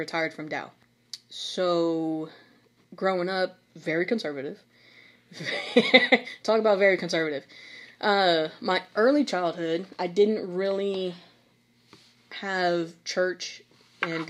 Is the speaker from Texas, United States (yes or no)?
yes; Brazoswood, Texas, United States; We are both Brazoswood grads of 2013